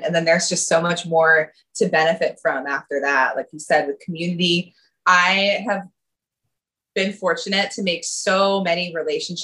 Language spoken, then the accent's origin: English; Durham, New Hampshire, United States; moved away as an adult; also born or lived in New York City; now in Providence, United States; I grew up in Durham, New Hampshire.